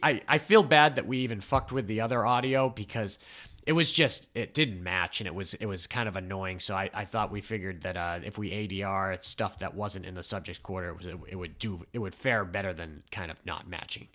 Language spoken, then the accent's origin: English; New England, United States; I'm from New England